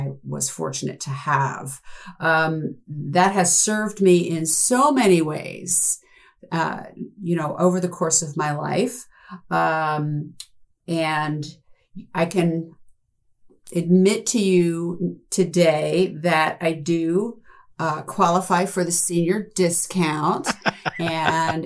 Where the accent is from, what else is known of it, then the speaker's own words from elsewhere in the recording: New Jersey, United States; also born or lived in San Diego; at the age of two, we moved from San Diego to New Jersey, and I grew up on a farm